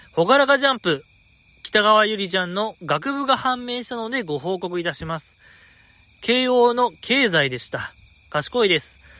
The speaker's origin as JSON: {"language": "Japanese", "region": "Osaka", "country": "Japan", "tie": "born or raised there"}